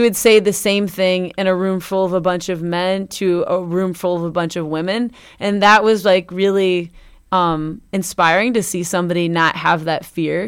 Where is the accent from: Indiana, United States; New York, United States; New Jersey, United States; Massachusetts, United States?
Indiana, United States; Northwest; now in Bloomington, United States; Northwest Indiana. in my hometown